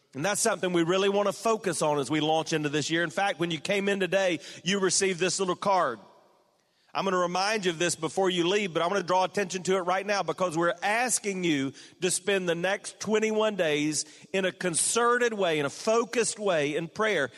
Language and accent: English; South Carolina, United States; my home state